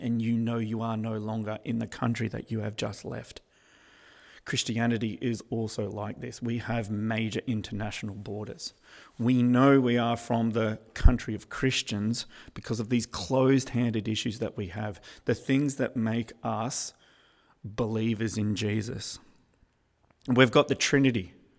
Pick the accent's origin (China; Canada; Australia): Australia; I'm Australian